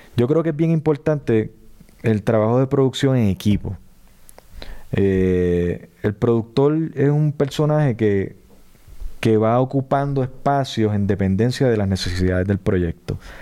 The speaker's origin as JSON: {"language": "Spanish", "country": "Puerto Rico", "tie": "born or raised there", "said": "yo me siento puertorriqueño, ¿sabes? Por la, la crianza, la cultura, este, el idioma también"}